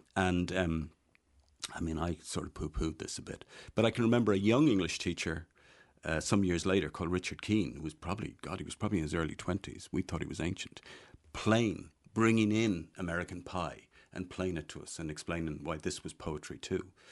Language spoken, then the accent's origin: English; Dublin, Leinster, Ireland; also born or lived in Kells, County Meath; I grew up in Dublin. I grew up in Dublin four